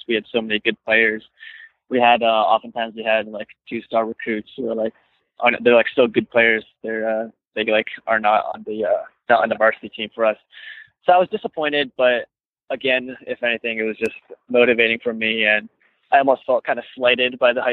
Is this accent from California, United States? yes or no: yes; Irvine, California, United States; I grew up in Irvine